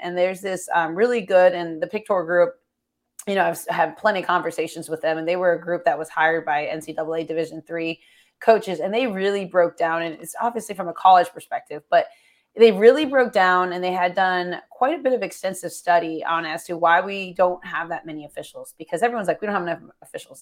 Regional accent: Florida, United States; I'm from Florida

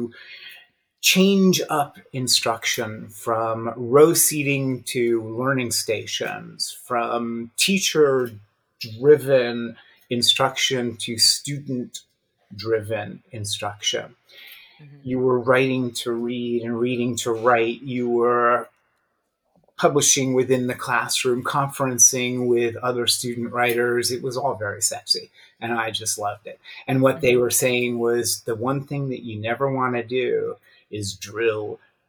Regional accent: New York City, New York, United States; I was a pretty average kid growing up in New York City

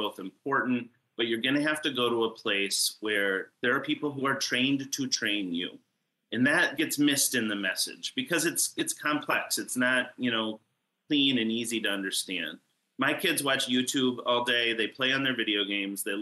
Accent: Northern Lower Peninsula, Michigan, United States; I am from Northern Michigan. I grew up in Northern Lower Peninsula.

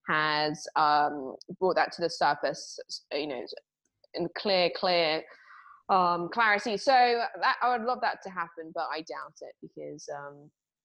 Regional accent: England, United Kingdom; I'm English

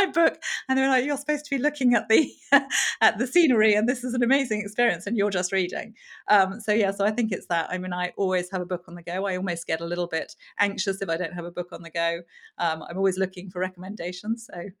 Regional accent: Cameroon; also born or lived in Zambia; So I was brought up in, I was born in Zambia and then brought up in Cameroon.

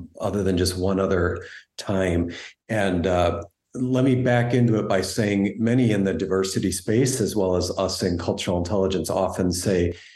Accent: United States; growing up, you know, while my parents always retained their Canadian citizenship, I identified very much with being an American

